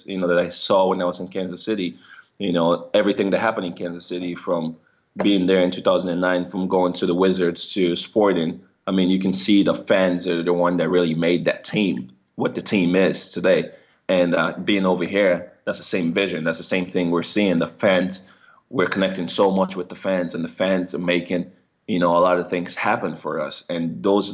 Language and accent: English; Kenema, Eastern Province, Sierra Leone; also born or lived in England; now in Columbus, United States; I come from Kenema, Sierra Leone, where there's only 150,000 people over there.